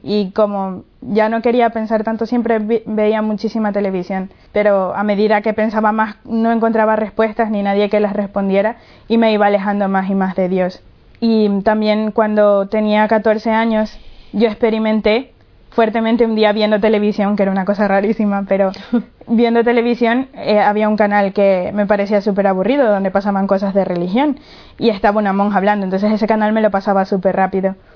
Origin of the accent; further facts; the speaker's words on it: Ecuador; soy de Ecuador